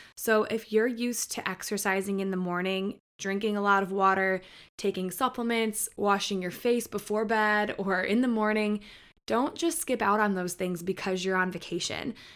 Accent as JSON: {"language": "English", "region": "Michigan", "country": "United States", "tie": "born or raised there", "moved": "as an adult", "lives_now": "Nashville, United States", "said": "I grew up in Michigan, so we were right there on the border"}